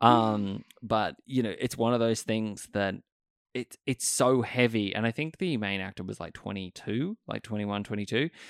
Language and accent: English; Sydney, New South Wales, Australia; I remember growing up here, and I grew up in Stanmore